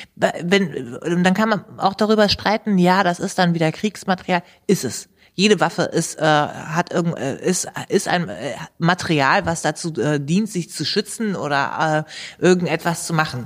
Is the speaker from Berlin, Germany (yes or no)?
no; Hanover, Lower Saxony, Germany; also born or lived in Gehrden; aus meinem Heimatstadtteil